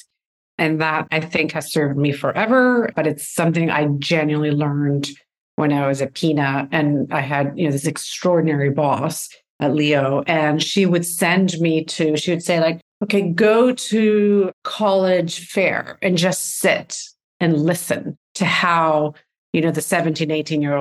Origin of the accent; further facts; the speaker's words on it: Venezuela; moved away; I'm from Venezuela, and I went to college there